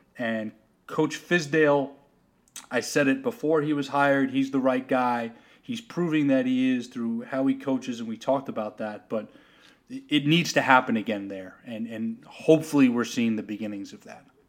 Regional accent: New York, United States; growing up in New York as a Celtics fan

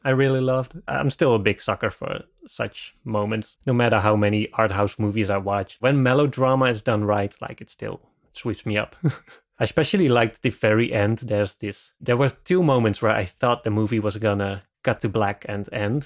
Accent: Netherlands; I'm from the Netherlands

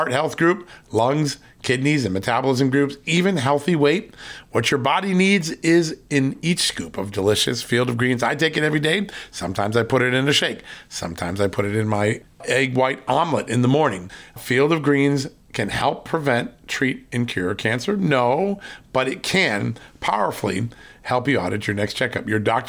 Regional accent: Virginia, United States; here from Virginia, my home state.

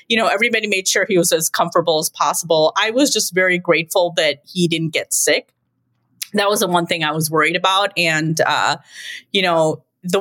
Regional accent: Chicago, Illinois, United States; I'm the one that was born here.

